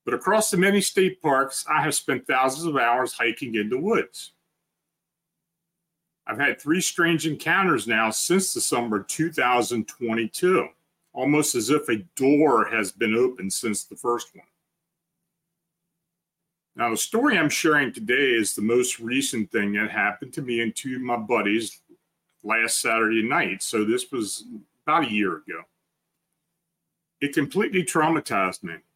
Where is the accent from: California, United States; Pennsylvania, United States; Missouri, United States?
Pennsylvania, United States; Duncannon; So we were hiking near the part of the Appalachian Trail where I grew up in Duncannon, and the Appalachian Trail runs through the town.